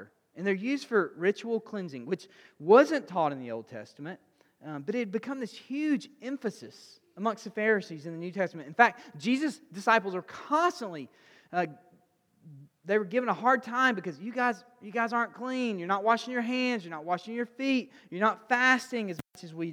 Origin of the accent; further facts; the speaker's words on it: Alabama, United States; I'm a redneck from Alabama